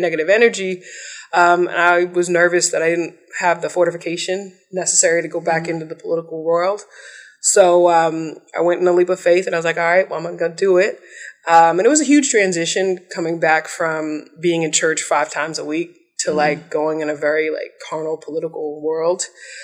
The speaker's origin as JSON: {"language": "English", "town": "Washington", "region": "District of Columbia", "country": "United States", "tie": "born or raised there", "also_born_or_lived": "New York", "said": "I'm a D.C. native"}